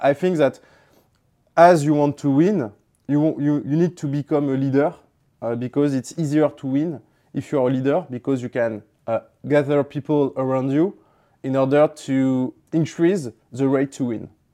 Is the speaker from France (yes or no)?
yes; Toulon, Provence-Alpes-Côte d'Azur, France; I grew up in Toulon